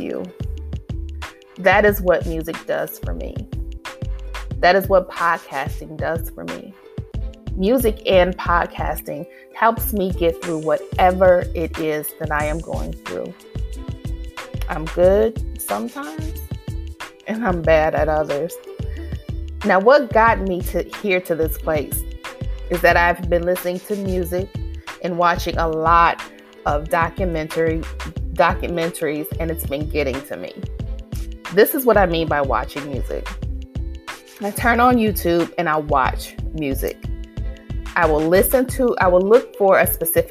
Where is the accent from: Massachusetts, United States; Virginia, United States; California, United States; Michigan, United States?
Michigan, United States; Detroit; I was raised in Detroit by two parents who loved and lived the Motown era.